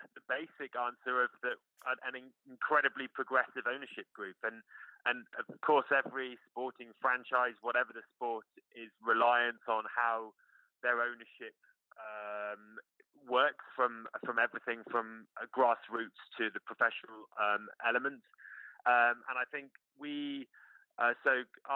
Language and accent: English; United Kingdom; moved away as an adult; now in United States; I suppose as a Brit